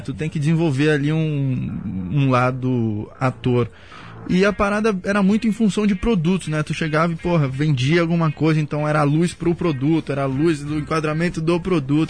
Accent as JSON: {"language": "Portuguese", "town": "Santos", "region": "São Paulo", "country": "Brazil", "tie": "born or raised there", "moved": "yes", "said": "canal 1 ali, pia. Nasci e criei ali"}